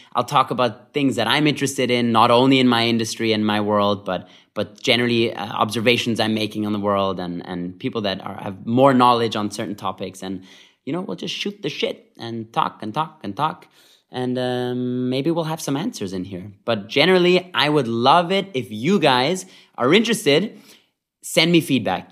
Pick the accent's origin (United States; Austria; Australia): Austria; Vienna; moved away; I grew up in Vienna, Austria